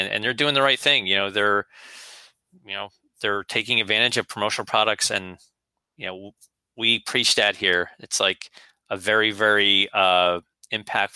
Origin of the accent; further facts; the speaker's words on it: New Jersey, United States; I grew up in North Jersey